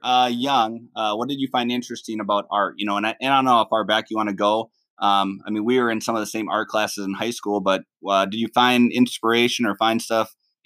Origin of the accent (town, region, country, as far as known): Minnesota, United States; born or raised there